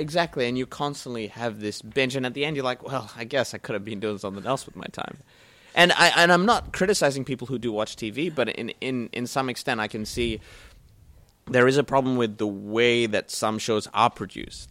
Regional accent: New Zealand; moved away; I'm from New Zealand

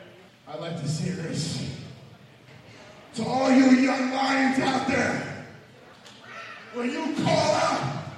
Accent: New York City, New York, United States; born there; I was born right here in New York fucking city.

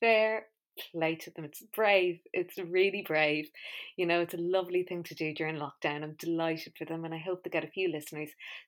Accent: Balearic Islands, Spain; be asked about what it was like growing up in Mallorca. You kind of go, oh, no, I just have a weird accent.

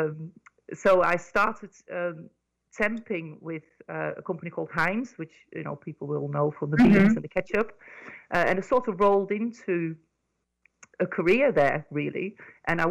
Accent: Netherlands; moved away as an adult; now in United Kingdom; I grew up in Holland

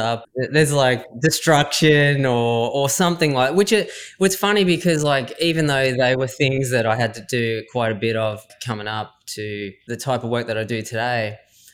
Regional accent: Swan Hill, Victoria, Australia; I grew up in Swan Hill, Victoria, and it's obviously where I am now as well

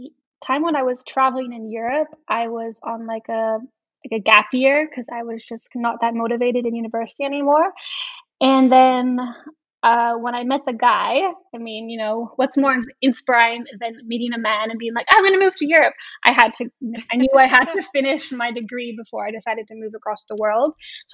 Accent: British Columbia, Canada; moved away as an adult; now in Hamburg, Germany; I'm from Canada, from British Columbia. Now I live in Germany in the beautiful north city of Hamburg. I've been in Hamburg just about 7 years.

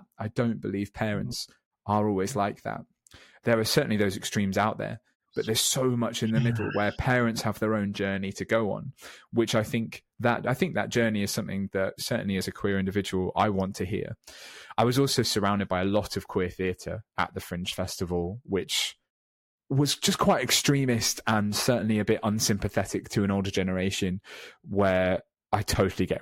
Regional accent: Weymouth, South West England, United Kingdom; now in London, United Kingdom; I came out in my hometown down in Weymouth in Dorset

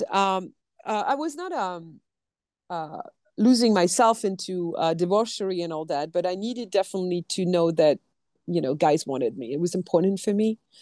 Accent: France; accent: French; English is a second language; moved away; you're going to hear my French accent

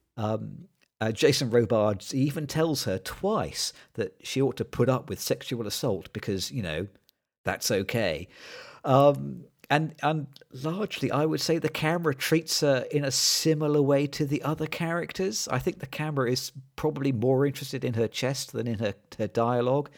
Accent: United Kingdom; as a British person

